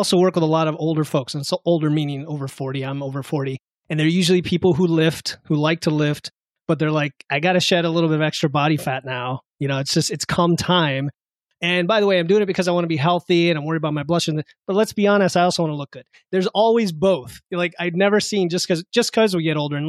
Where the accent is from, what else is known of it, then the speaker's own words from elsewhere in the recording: South Florida, United States; moved away; I grew up in South Florida